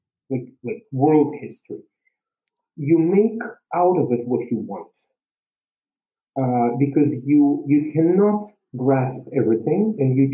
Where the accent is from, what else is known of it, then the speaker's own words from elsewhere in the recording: Saint Petersburg, Russia; moved away; I was born in St. Petersburg